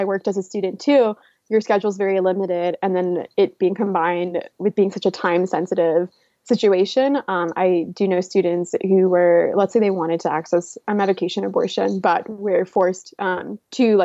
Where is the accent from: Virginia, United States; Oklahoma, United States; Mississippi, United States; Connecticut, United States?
Oklahoma, United States; moved away as an adult; also born or lived in California; I am from Oklahoma. I've lived here essentially since I was 3 and before I moved to California for college